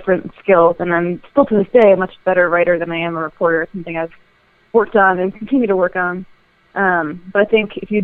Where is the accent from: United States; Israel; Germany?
United States; New Jersey; I grew up in New Jersey, just outside of the city